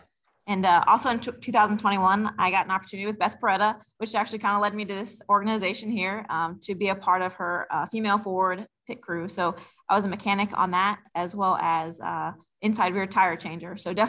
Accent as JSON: {"language": "English", "town": "Albuquerque", "region": "New Mexico", "country": "United States", "moved": "as an adult", "lives_now": "Mooresville, United States", "said": "I'm originally from Albuquerque, New Mexico."}